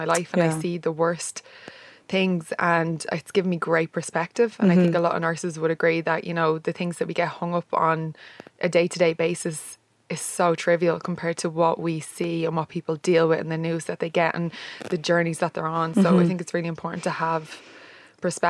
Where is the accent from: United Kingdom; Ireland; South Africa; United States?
Ireland; moved away as an adult; also born or lived in Australia; I came back then to Ireland.